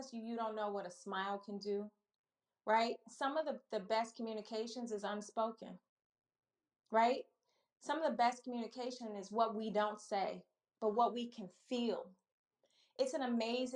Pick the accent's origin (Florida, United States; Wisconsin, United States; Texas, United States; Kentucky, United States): Wisconsin, United States; Milwaukee; also born or lived in Chicago; now in Maryland, United States; I'm a Midwest girl at heart, born and raised in Milwaukee